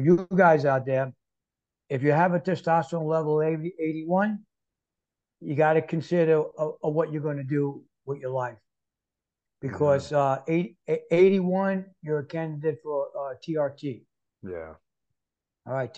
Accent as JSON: {"language": "English", "town": "New York City", "region": "New York", "country": "United States", "tie": "born or raised there", "moved": "as an adult", "lives_now": "Florida, United States", "said": "I'm born and raised in New York City"}